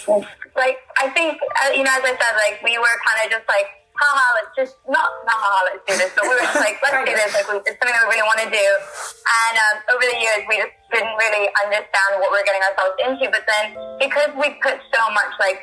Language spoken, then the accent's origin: English; Hong Kong; moved away as an adult; I grew up in Hong Kong